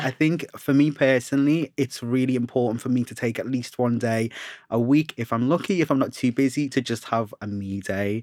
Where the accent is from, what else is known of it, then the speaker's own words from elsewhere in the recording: Liverpool, North West England, United Kingdom; now in London, United Kingdom; I'm from Liverpool originally, and being in London